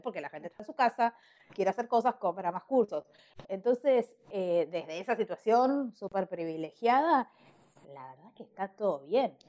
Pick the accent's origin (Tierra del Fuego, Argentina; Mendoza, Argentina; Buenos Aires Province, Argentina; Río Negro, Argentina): Tierra del Fuego, Argentina; Ushuaia; moved away as an adult; now in Buenos Aires, Argentina; soy usuaria pero me fui a los 18 años a Ushuaia a vivir en Buenos Aires